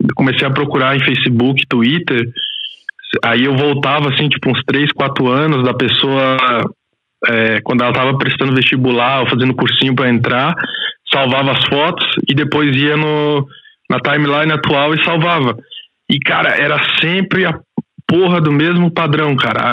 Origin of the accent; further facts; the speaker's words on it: Goiás, Brazil; moved away as an adult; now in Switzerland; sou goiano, né? Nasci na periferia de lá